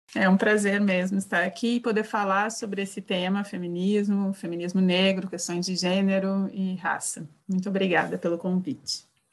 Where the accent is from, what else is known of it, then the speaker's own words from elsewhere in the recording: Porto Alegre, Rio Grande do Sul, Brazil; now in Santa Catarina, Brazil; Eu sou do Sul, né, do Rio Grande do Sul. Me criei em Porto Alegre, moro agora em Santa Catarina